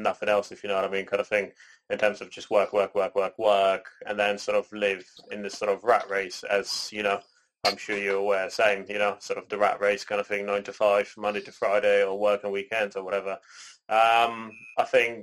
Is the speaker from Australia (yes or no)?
no; Canada; moved away; also born or lived in Poland; I was born in Poland, raised in Canada, and now I'm here with both of my parents.